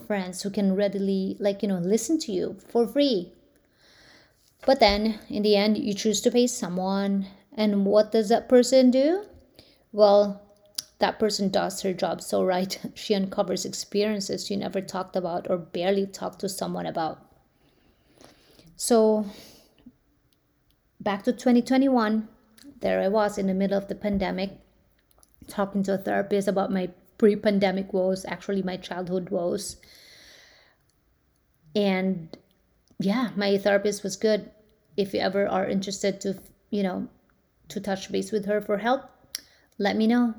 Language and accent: English; Philippines; now in United States; I grew up in the Philippines